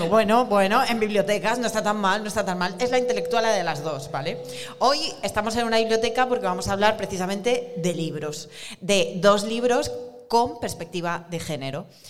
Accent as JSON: {"language": "Spanish", "region": "Basque Country", "country": "Spain", "said": "soy del País Vasco"}